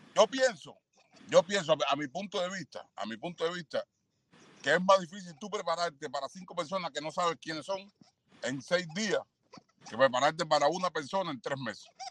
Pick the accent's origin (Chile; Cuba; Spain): Cuba; moved away as an adult; como cubano